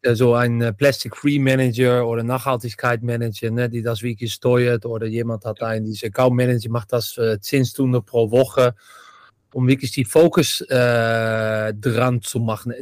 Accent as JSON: {"language": "German", "country": "Netherlands", "second_language": "German", "said": "ich bin Holländer"}